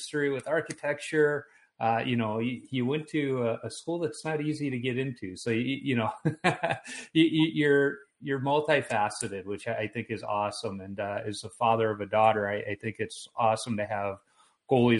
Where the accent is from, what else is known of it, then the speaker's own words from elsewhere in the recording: Chicago, Illinois, United States; now in Minnesota, United States; I am originally from Chicago, but I'm in Minnesota now